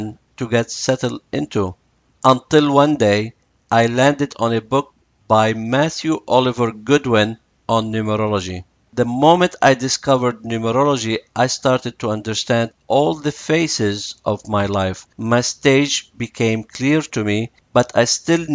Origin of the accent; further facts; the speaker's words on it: Lebanon; I was born in Lebanon in a Catholic family, living in a Jewish neighborhood and in a Muslim city